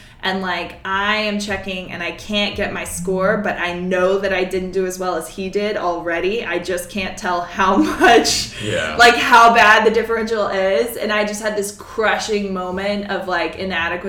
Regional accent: Mississippi, United States; moved away; I'm from Mississippi.

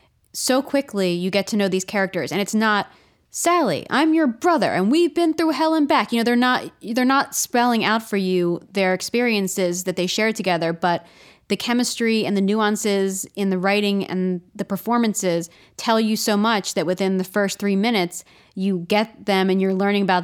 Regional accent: Baltimore, Maryland, United States; I'm actually from Baltimore

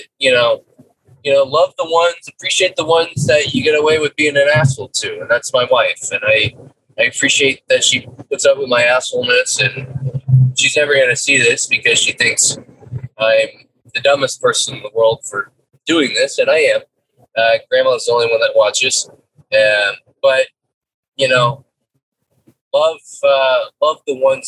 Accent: United States

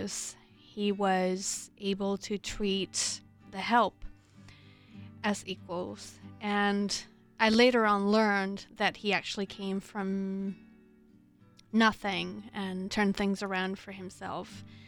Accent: Spain; moved away as an adult; now in United States; I'm from Spain. I came to the U.S. about 12 years ago. I've spent most of my grown-up life here

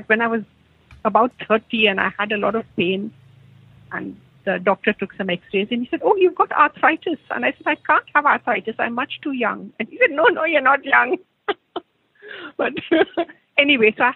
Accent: India; moved away as an adult; now in Australia; I'm totally Indian

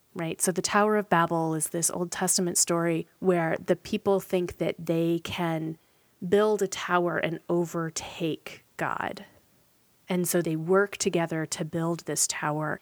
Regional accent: Portland, United States; North American Portland folks

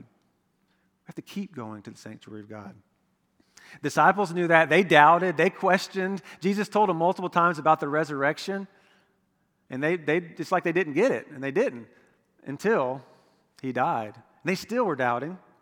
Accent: Florida, United States; I'm from Florida

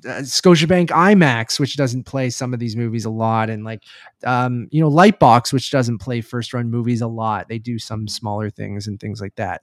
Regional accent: Toronto, Ontario, Canada; I'm from Toronto.

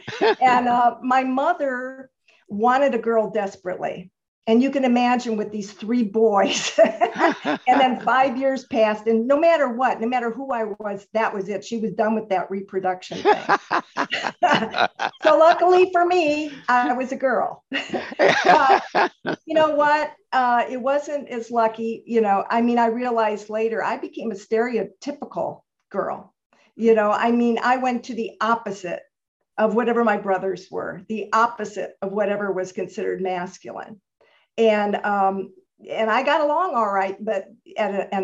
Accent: Chicago, Illinois, United States; moved away as an adult; also born or lived in Santa Monica, California; I was born in Chicago, Illinois, and I lived there the whole 18 years before I came out west.

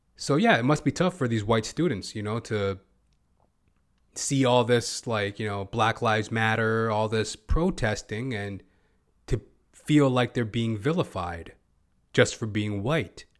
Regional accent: Edmonton, Alberta, Canada; moved away; My old stomping ground, by the by. I'm originally from Edmonton, Alberta.

